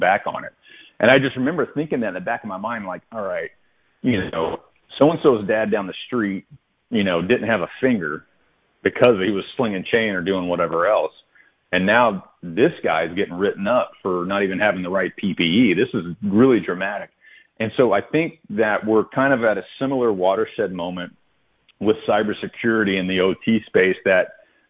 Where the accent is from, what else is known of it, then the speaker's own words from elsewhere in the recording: Odessa, Texas, United States; I grew up in Odessa, Texas